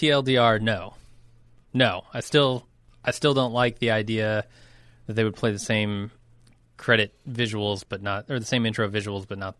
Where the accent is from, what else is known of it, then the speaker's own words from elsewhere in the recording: United States; as an American.